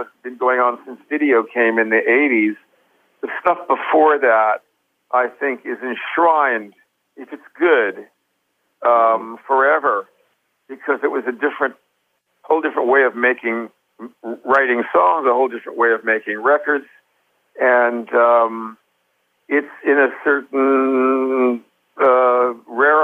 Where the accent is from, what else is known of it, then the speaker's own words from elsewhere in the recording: United States; I'm an American singer